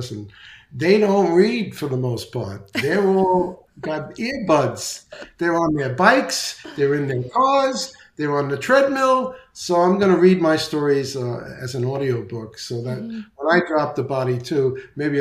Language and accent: English; New York City, New York, United States; now in Naples, Florida, United States; I'm from the Bronx, so my diction may not be perfect